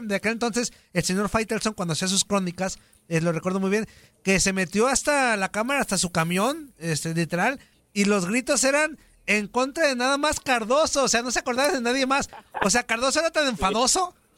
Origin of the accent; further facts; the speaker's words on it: Mexico; ahora ya lo digo como mexicano